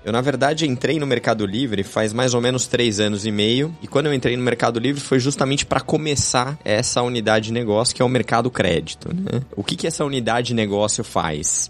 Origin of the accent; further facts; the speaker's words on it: Brazil; todos nós que somos brasileiros aqui